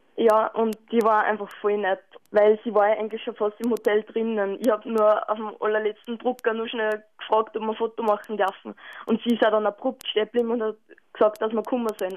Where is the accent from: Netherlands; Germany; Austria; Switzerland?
Austria; Linz, Upper Austria; Ich komme aus Linz